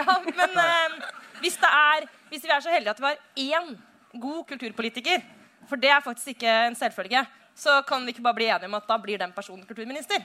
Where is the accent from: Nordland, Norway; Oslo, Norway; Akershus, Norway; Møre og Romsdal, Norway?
Oslo, Norway; hjemme i Oslo